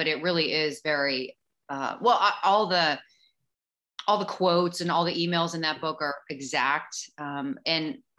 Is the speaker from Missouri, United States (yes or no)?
yes; St. Louis, Missouri, United States; I grew up in St. Louis. I grew up in the Midwest